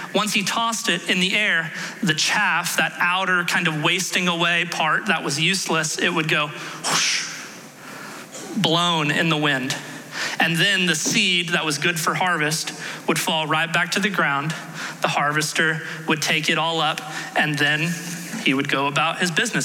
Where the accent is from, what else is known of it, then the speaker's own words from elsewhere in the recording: Houston, Texas, United States; I grew up in Houston